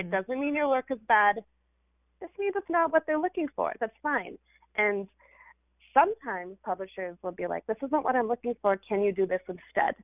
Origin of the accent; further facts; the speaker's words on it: California, United States; this Indian girl who grew up in California